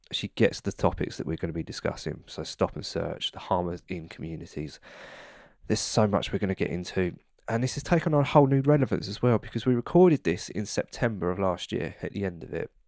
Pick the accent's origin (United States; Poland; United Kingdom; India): United Kingdom; I'm not from London